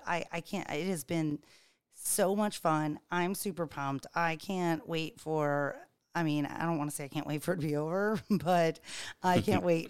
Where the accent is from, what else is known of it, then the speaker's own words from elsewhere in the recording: Charleston, South Carolina, United States; we're all three from Charleston